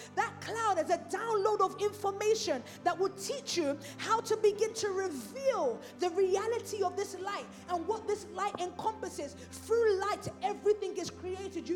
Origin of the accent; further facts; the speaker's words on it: London, United Kingdom; I'm from Islington